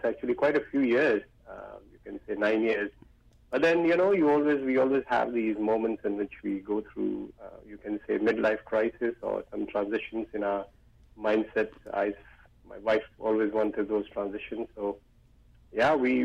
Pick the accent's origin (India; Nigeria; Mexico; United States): India; moved away as an adult; also born or lived in Gwalior, India / United Kingdom; as you can probably make out from my accent, I was born in India.